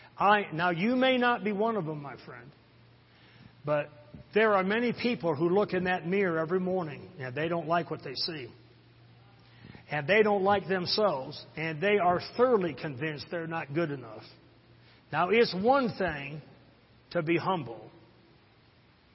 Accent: Harrison, Michigan, United States; I'm from Harrison. That's my hometown

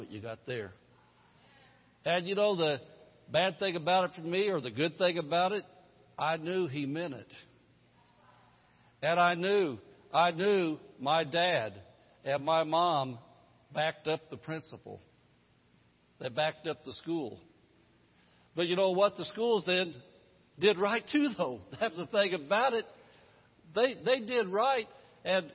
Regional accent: Indianapolis, Indiana, United States; the one I grew up in back in Indianapolis in the 50s and 60s

